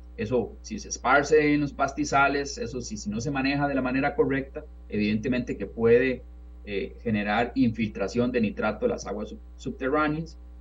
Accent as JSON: {"language": "Spanish", "town": "San Antonio de Belén", "region": "Heredia", "country": "Costa Rica", "tie": "born or raised there", "moved": "as an adult", "lives_now": "Texas, United States", "said": "yo recuerdo de cuando niño viviendo en San Antonio de Belén"}